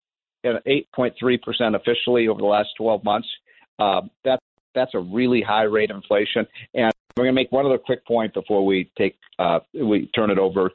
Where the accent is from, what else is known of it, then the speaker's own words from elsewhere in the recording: Chicago, Illinois, United States; I'm from Chicago